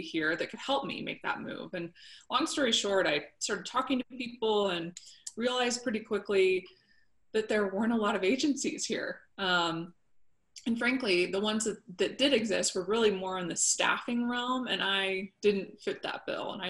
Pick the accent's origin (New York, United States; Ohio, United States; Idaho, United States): Idaho, United States; Boise; also born or lived in Western Washington / Dallas, Texas; I was born and raised here in Boise like you. Spent most of my life here.